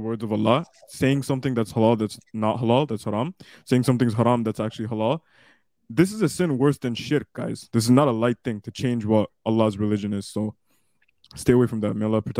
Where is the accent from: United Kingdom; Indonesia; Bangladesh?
Bangladesh; Dhaka, Dhaka Division; Talking about me, I'm from Bangladesh. I'm from Dhaka.